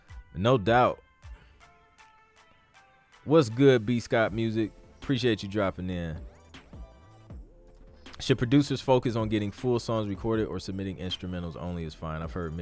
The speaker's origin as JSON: {"language": "English", "region": "England", "country": "United Kingdom", "moved": "yes", "lives_now": "Canada", "said": "I'm from England and with PRS, but Canada has been my home for 12 years."}